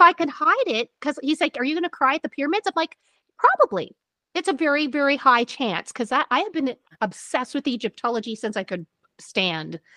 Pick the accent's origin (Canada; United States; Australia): Canada; we're Canadian, so we can't be rude.